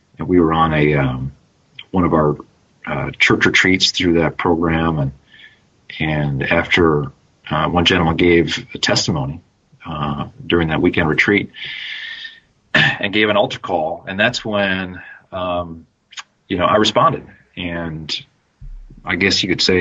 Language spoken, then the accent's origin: English; Minnesota, United States; I'm a Minnesota boy, grew up in Minnesota. I still live there today